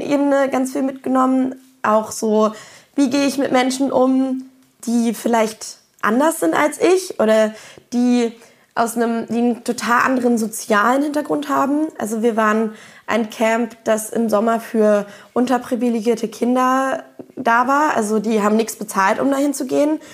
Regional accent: Berlin, Germany; ich komme aus Berlin

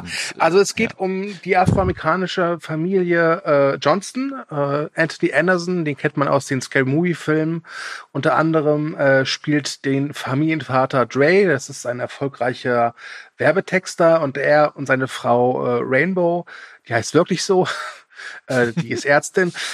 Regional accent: Germany; als Deutscher

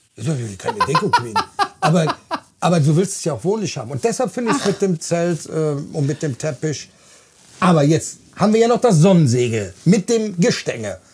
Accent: Bonn, North Rhine-Westphalia, Germany; 49 Jahre, vom Beruf bin ich Kraftfahrer. Ich komme aus Bonn

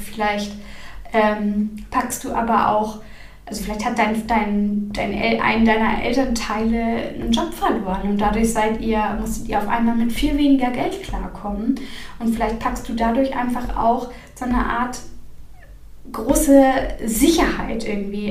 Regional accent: Northern Germany, Germany; ich komme aus dem Norden

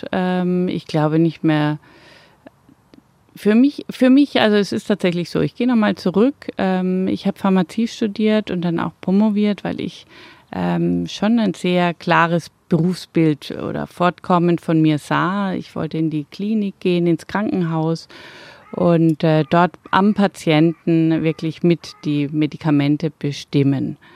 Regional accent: Mönchengladbach, North Rhine-Westphalia, Germany; gerade in Mönchengladbach ist ja die Stadt, wo ich herkomme.

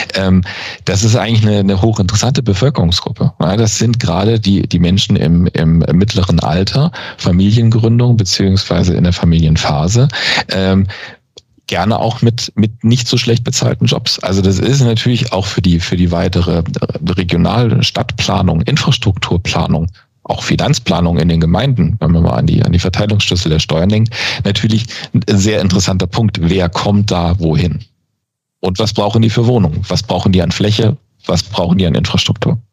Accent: Nuremberg, Bavaria, Germany; als Nürnberger könnte man es mir übel nehmen

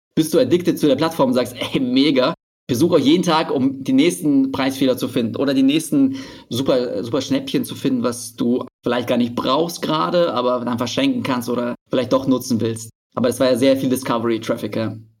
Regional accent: Berlin, Germany; ich komme aus Berlin

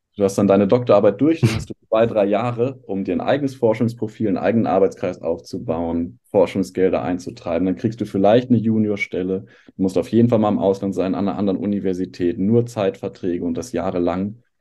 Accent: Hamburg, Germany; moved away as an adult; also born or lived in Ludwigshafen; Ich komme tatsächlich aus Hamburg, habe eine Zeit lang aber mal in Ludwigshafen gelebt

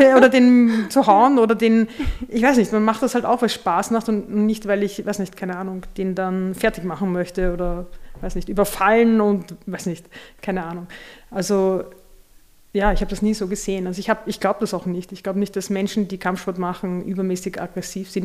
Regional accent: Vienna, Austria; wir sind in der Nähe des Augarten aufgewachsen

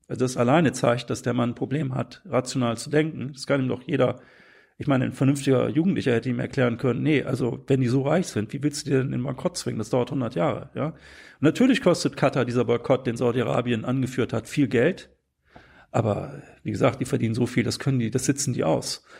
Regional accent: Bremen, Germany; meine Heimatstadt Bremen

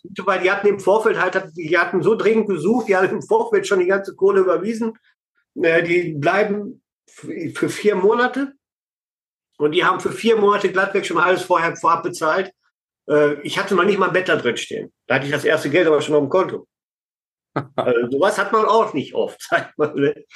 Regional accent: Herford district, North Rhine-Westphalia, Germany; ich komme ja aus Nordrhein-Westfalen, Kreis Herford.

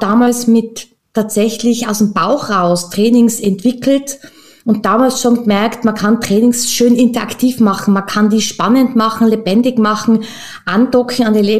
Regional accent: Tyrol, Austria; now in Vienna, Austria; Ja, tatsächlich bin ich gebürtige Österreicherin, ähm, ursprünglich aus Tirol und zwischen äh, mit Leidenschaft in Wien, beheimatet im wichtigsten Bezirk.

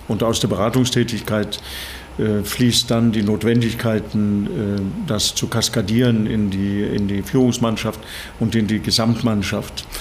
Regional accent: Bergen, Vestland, Norway; German is a second language; moved away as an adult; also born or lived in Saarland, Germany; now in Germany; ursprünglich komme ich aus Norwegen. Ich bin an der Küste in Norwegen in Bergen geboren.

